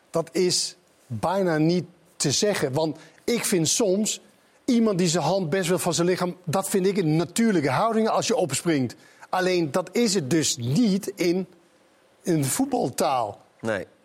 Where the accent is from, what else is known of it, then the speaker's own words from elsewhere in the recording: Sweden; Ik kom uit Zweden.